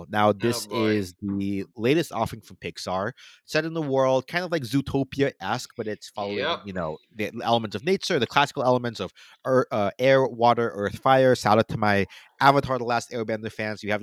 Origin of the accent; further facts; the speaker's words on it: United States; You know, obviously I'm Filipino American. I'm the son